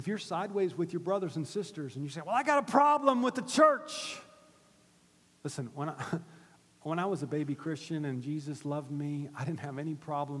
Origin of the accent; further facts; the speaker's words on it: Gainesville, United States; my hometown in Gainesville